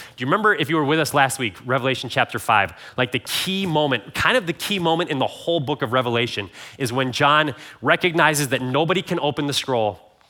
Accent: Ohio, United States; because I'm a child from the Midwest, grew up in Ohio, never had traveled internationally.

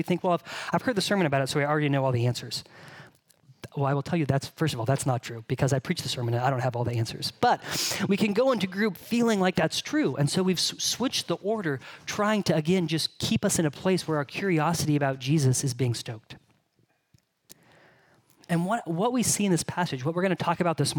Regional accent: Bakersfield, California, United States; moved away; what I tell people when they ask where I'm from is I'm from California

